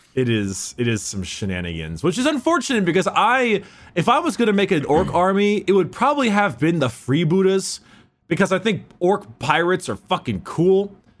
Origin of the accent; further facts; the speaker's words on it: United States; we're American